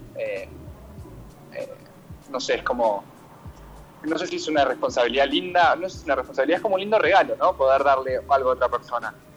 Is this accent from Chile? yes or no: no; Argentina; also born or lived in San Rafael, Mendoza, Argentina; sí nací en, en, San Rafael de Mendoza porque la familia mi papá vive allá y mi familia paterna tiene finca hace muchos años. Y, y bueno, entonces, pero me crié acá con mi mamá desde muy chico